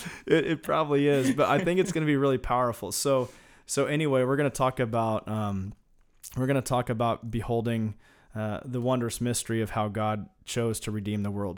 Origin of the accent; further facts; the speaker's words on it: Kansas, United States; I grew up in Kansas